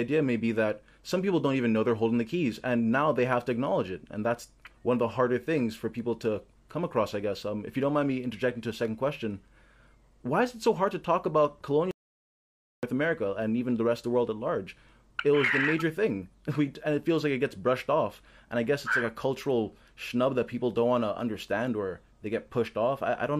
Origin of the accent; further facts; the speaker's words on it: Uganda; moved away as an adult; now in Toronto, Canada; I am not a native Canadian Toronto resident. I am a African diaspora African. I'm from Uganda. And I came here specifically for education. I came here for university.